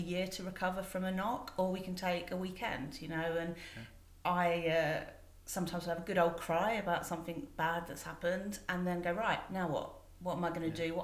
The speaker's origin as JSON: {"language": "English", "region": "London", "country": "United Kingdom", "tie": "born or raised there", "also_born_or_lived": "Winchester", "said": "I grew up in Forestgate, Stratford, like East London"}